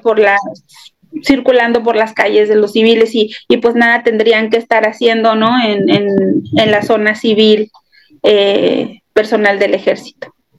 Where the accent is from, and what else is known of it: Mexico; now in Ciudad Juárez, Mexico